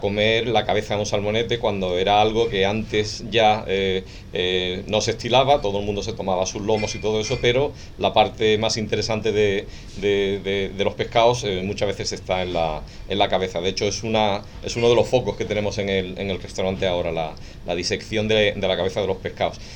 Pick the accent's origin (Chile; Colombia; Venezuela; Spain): Spain; Cádiz, Andalusia; soy de, de Cádiz